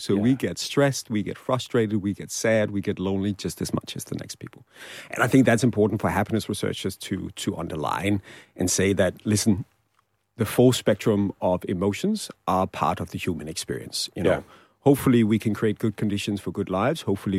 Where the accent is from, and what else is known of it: Denmark